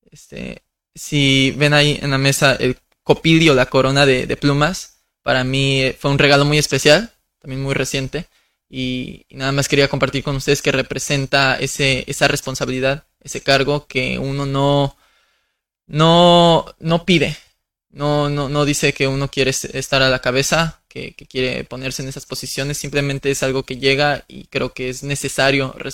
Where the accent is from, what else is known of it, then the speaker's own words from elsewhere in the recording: Mexico; Porque no solamente somos mexicanos, somos mixtecos, zapotecos, totonacas, etcétera, etcétera.